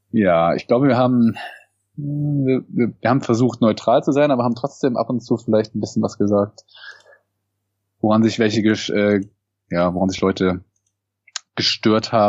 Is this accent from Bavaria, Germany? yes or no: no; Cologne, North Rhine-Westphalia, Germany; ich bin wie gesagt 30. Genau. Ich komme auch aus dem Kölner Raum. Ich komme sogar aus Köln.